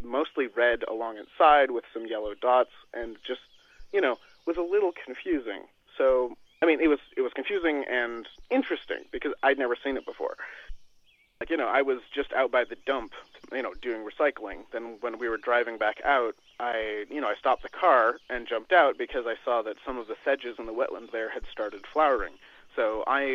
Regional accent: Cortes Island, British Columbia, Canada; growing up in Cortez invariably gave me a background where I am comfortable in the outdoors

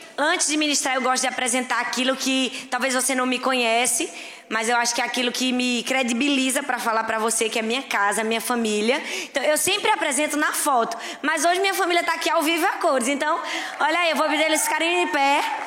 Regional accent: Northeast Region, Brazil; eu sou nordestino, nordestino é animado

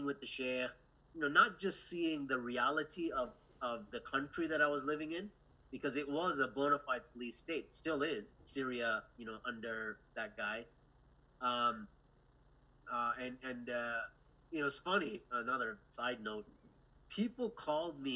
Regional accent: Canada; from Canada

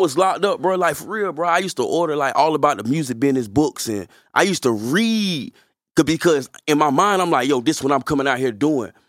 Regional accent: Fayetteville, North Carolina, United States; I'm from Fayetteville

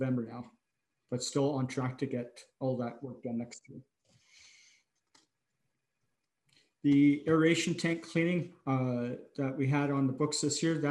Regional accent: Alexandria, Ontario, Canada; now in Peace River, Canada; my hometown of Alexandria, Ontario

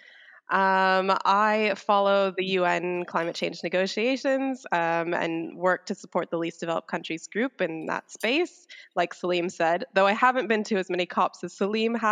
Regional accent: United States; I'm an American

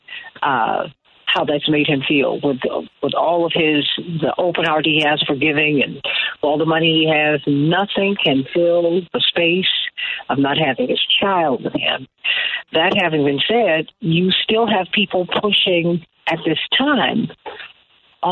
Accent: Chicago, Illinois, United States

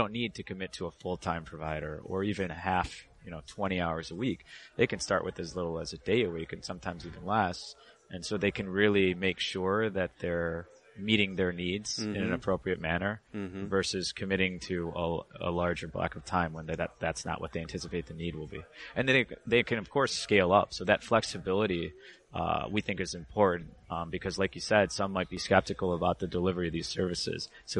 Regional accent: Michigan, United States; moved away as an adult; also born or lived in Boston / New York / Chicago; I grew up in Michigan.

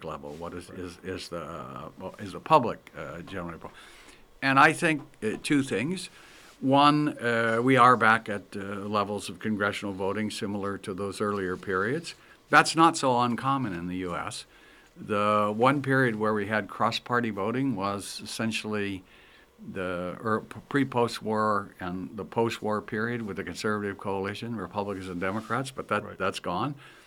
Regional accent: Kankakee, Illinois, United States; now in Palo Alto, United States; I come from Kankakee, Illinois

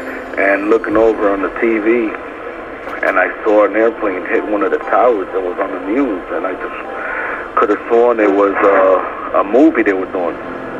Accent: New York, United States; moved away; I'm originally from New York.

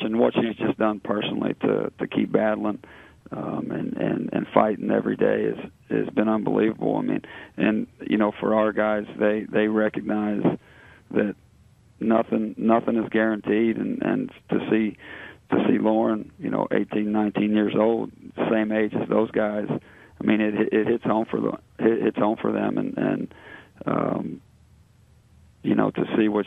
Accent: Southeast Indiana, United States; now in Cincinnati, United States; I'm from Southeast Indiana

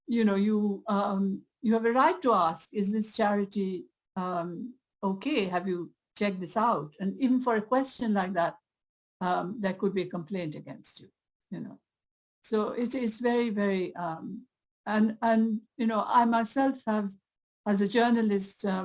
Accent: India; also born or lived in Britain; now in United Kingdom; I've been targeted as an Indian, as someone from a colonized country, as a South Asian.

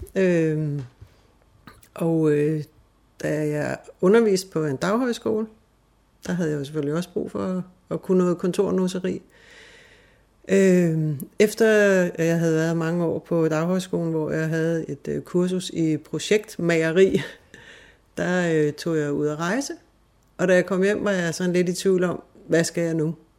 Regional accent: Fredensborg, Capital Region of Denmark, Denmark; moved away as an adult; also born or lived in Hillerød / Hobro; now in Spain; Altså, jeg er født her i Hillerød, og øh, så flyttede vi til Hobro, da jeg ikke var særlig gammel, og så havnede vi i Fredensborg, hvor jeg havde den største del af min opvækst

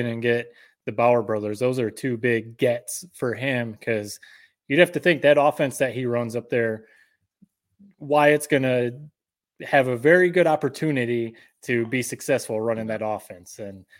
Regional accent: Corunna, Michigan, United States; growing up in Corona, obviously Corona's always had a strong program.

